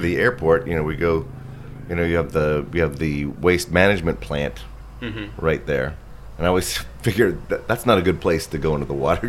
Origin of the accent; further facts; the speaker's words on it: Newport Beach, California, United States; now in Hermosa Beach, United States; Grew up in Newport